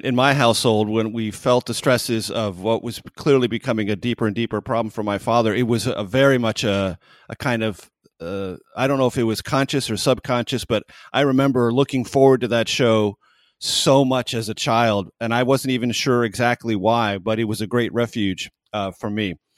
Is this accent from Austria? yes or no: no; San Diego, California, United States; I grew up in San Diego